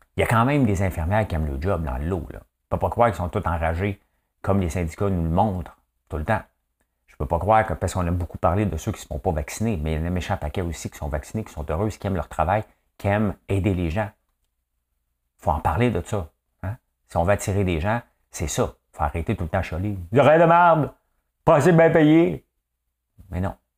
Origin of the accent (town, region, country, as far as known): Quebec, Canada